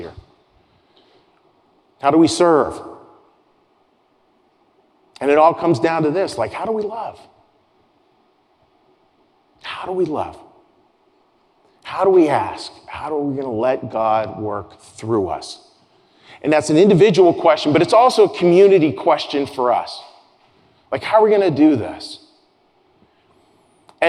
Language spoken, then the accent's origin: English; Pittsburgh, Pennsylvania, United States; moved away; out of my hometown of Pittsburgh, Pennsylvania